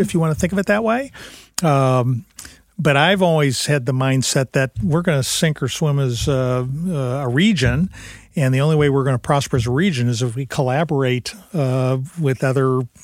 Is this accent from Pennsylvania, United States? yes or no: no; St. Louis, Missouri, United States; I come from a construction family, born and raised in St. Louis